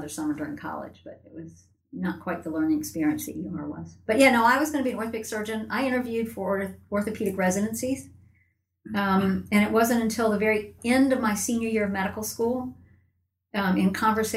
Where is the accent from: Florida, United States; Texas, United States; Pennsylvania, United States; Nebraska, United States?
Florida, United States; Tallahassee; I was born here in Tallahassee